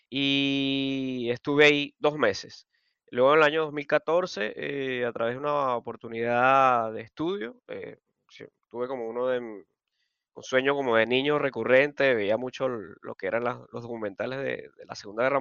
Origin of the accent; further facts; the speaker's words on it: Barquisimeto, Lara, Venezuela; also born or lived in Maracaibo; yo nací en Maracaibo, pero la mayoría de mi vida viví en, Marquisimeto Barquisimeto y más específicamente en Caudares.